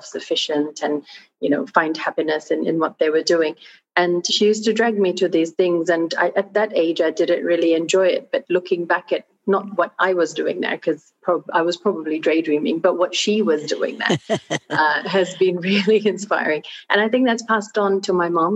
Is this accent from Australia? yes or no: yes; Australia; also born or lived in Fiji; So I grew up in Australia. I went to school there.